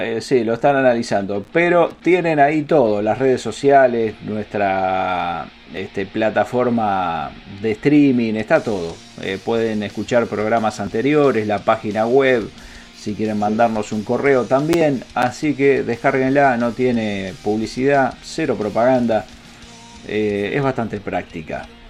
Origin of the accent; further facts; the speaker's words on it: Berisso, Buenos Aires Province, Argentina; nosotros somos la banda … del país Argentina, de la ciudad de Berizo